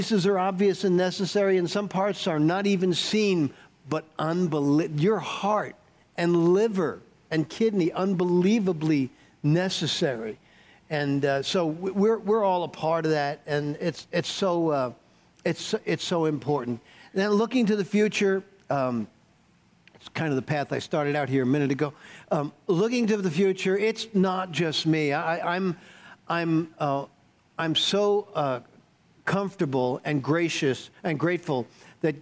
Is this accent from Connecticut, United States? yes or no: no; New York, United States; moved away; I grew up in New York, and so I'm a skeptic. I'm a New York skeptic